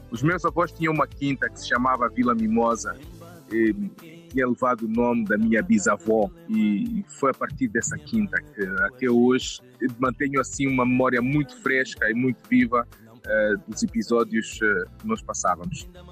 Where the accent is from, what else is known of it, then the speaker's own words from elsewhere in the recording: Quelimane, Zambezia, Mozambique; moved away as an adult; also born or lived in Niassa; now in Maputo, Mozambique; Os meus pais são de Climane, província da Zambésia